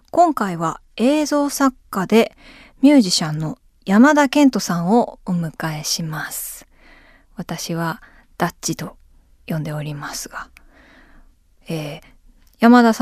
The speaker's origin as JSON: {"language": "Japanese", "country": "Japan", "tie": "born or raised there", "said": "錦糸町がね私の地元にちょっと近いんだ"}